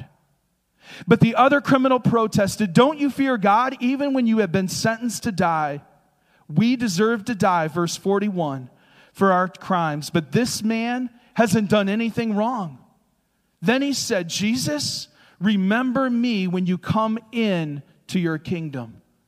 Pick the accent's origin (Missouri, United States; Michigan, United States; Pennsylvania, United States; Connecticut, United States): Michigan, United States; the Thumb of; where I grew up in the Thumb of Michigan.